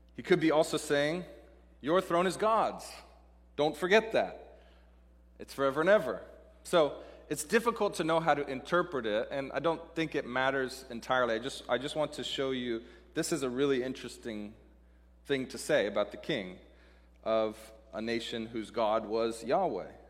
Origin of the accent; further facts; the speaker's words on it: Seattle, Washington, United States; moved away as an adult; also born or lived in Dallas, Texas; I'm from Seattle, living in Dallas, Texas